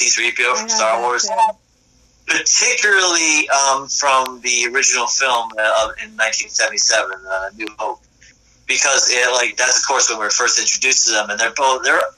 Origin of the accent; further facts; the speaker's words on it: East Brunswick, New Jersey, United States; my hometown of East Brunswick